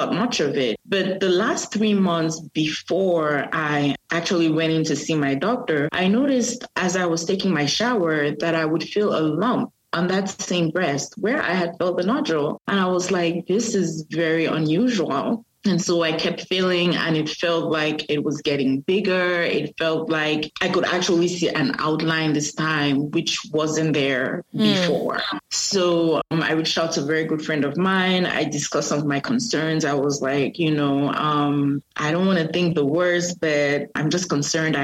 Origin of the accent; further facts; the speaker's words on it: Cameroon; now in North Carolina, United States; born and raised in Cameroon. I currently reside in the U.S. I am in North Carolina